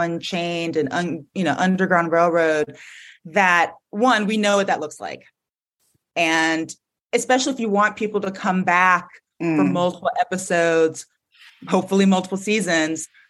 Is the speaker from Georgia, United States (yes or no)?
yes; Atlanta, Georgia, United States; moved away; I'm from Atlanta. I grew up there